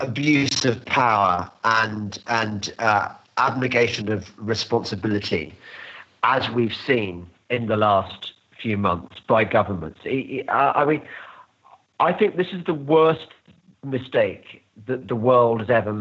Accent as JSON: {"language": "English", "country": "United Kingdom", "tie": "born or raised there", "said": "When I won the lottery in life of being born British"}